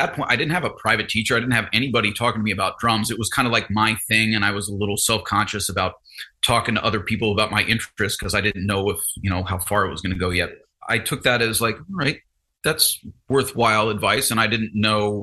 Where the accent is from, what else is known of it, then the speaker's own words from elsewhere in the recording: New Jersey, United States; also born or lived in Ohio / Louisiana / North Texas; I was born in Ohio, lived in Louisiana for a few years, moved to Jersey when I was in like grade school